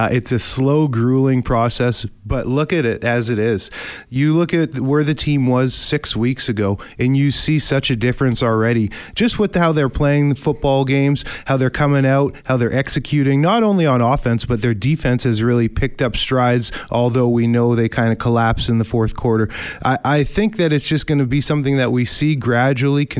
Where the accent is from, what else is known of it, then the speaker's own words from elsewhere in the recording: Winnipeg, Manitoba, Canada; I'm from Winnipeg, North End Winnipeg. I'm a hard worker, blue collar kid myself